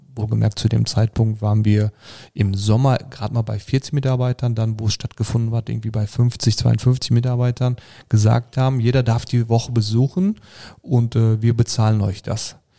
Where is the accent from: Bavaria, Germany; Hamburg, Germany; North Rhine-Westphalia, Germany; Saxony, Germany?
North Rhine-Westphalia, Germany; Sauerland; geboren bin ich im Sauerland